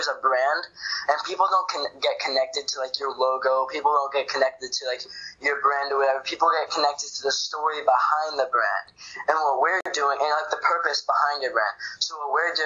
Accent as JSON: {"language": "English", "region": "Florida", "country": "United States", "said": "I'm from Florida"}